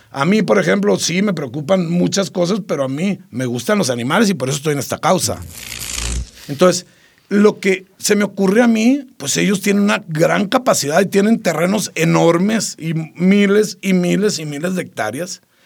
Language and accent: Spanish; Sinaloa, Mexico; los sinaloenses somos gente de bien, no todos somos narcos